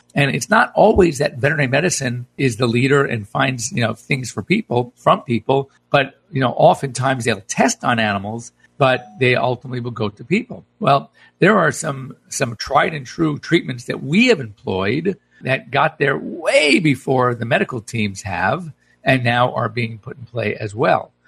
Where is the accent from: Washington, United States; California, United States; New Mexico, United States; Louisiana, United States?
California, United States; I was coming from California.